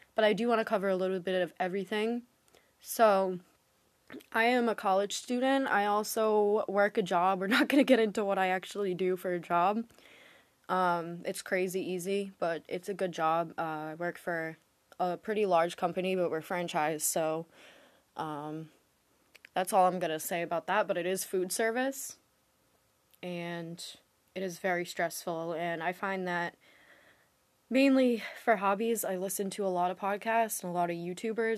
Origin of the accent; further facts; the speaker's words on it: Massachusetts, United States; now in Rhode Island, United States; I was born in Rhode Island. I'm actually more from Massachusetts, but I recently moved back here.